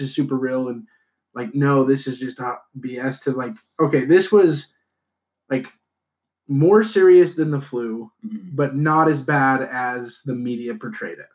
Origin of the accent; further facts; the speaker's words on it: Utah, United States; I'm from Utah